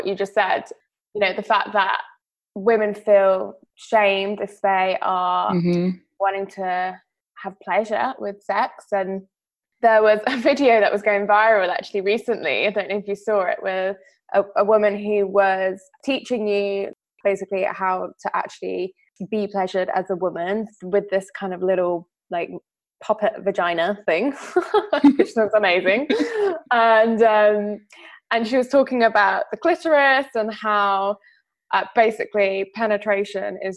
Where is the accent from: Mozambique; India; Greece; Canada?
Greece; growing up in Greece as a child